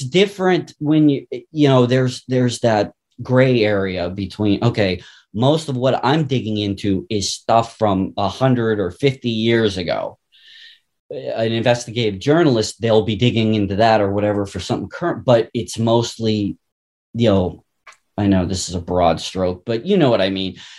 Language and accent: English; Pittsburgh, Pennsylvania, United States; I'm from Pittsburgh